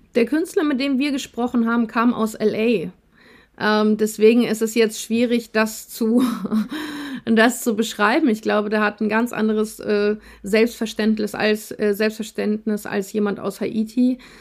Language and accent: German; Russia; also born or lived in Germany; now in Kassel, Germany; Wir sind in, in Russland geboren, teilweise in Russland aufgewachsen